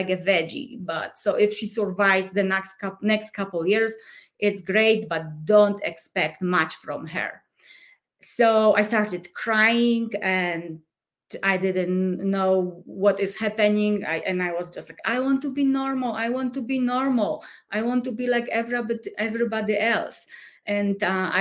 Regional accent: Poland; English is a second language; moved away as an adult; now in Colorado, United States; I come from Poland. I was born and raised during communism.

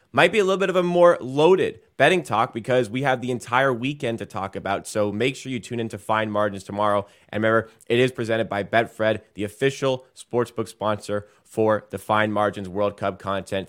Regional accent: England, United Kingdom; I am English

